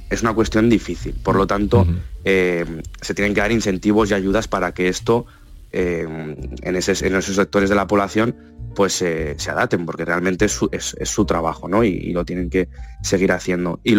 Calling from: Cádiz, Andalusia, Spain; Mm, soy … de Cádiz.

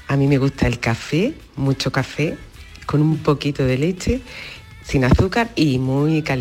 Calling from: Jerez de la Frontera, Andalusia, Spain; de Jerez.

